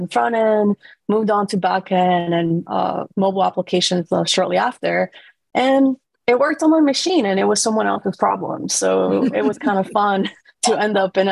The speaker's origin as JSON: {"language": "English", "country": "Costa Rica", "tie": "born or raised there", "moved": "yes", "lives_now": "San Francisco, United States", "said": "I was born and raised in Costa Rica"}